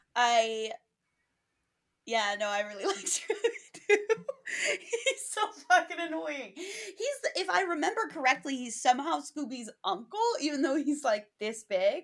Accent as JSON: {"language": "English", "area": "Five College area", "region": "Massachusetts", "country": "United States", "tie": "born or raised there", "said": "growing up in the Five College area"}